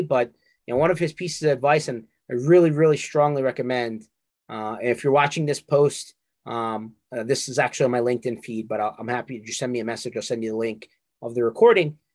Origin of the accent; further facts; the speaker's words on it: Northeast, United States; we're from the Northeast.